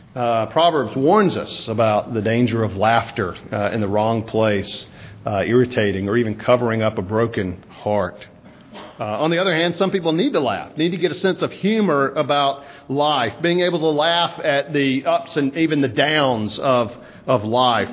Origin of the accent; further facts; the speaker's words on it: South Mississippi, United States; moved away; growing up in South Mississippi, raking up pine straw